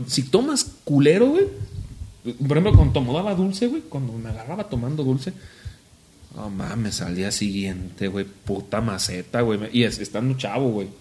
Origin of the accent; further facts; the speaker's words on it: Zamora, Michoacán, Mexico; soy zamorano